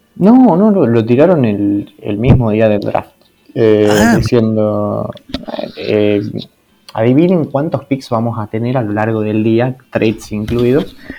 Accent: Argentina; yo soy de Argentina

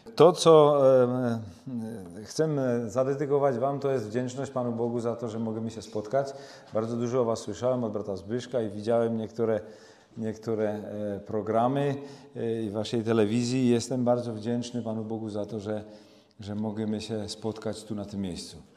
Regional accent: Czechia; u nas w Czechach już tego nie ma. My są potomkami Husa

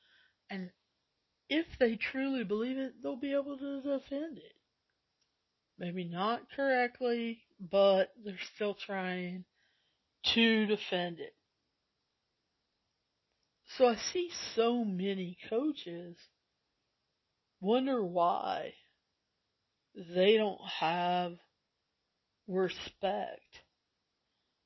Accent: the South, United States; I'm from the South

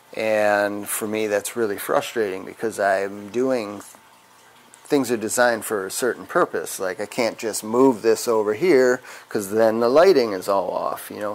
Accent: Wisconsin, United States; I'm from Wisconsin

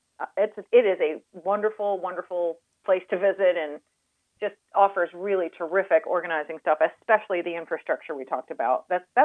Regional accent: Pennsylvania, United States; moved away; also born or lived in Georgia; I'm originally from Pennsylvania, so I'm a northern girl

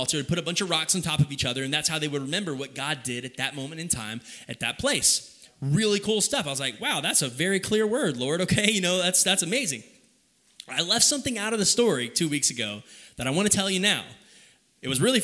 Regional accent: Kyle, Texas, United States; moved away as an adult; also born or lived in Oklahoma; Kyle, I would consider my hometown

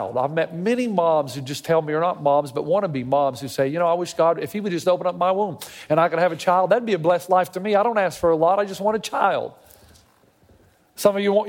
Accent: the South, United States; moved away as an adult; now in California, United States

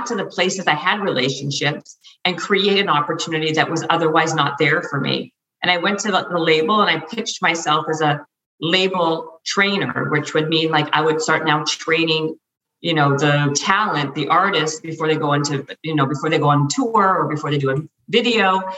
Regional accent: Canada; now in Los Angeles, United States; I'm in LA, and I'm Canadian. So, and I used to be in Canada

